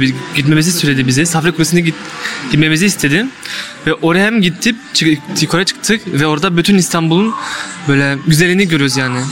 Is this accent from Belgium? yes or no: yes; Liège, Wallonia, Belgium; Liej'de Belçika'da doğdum.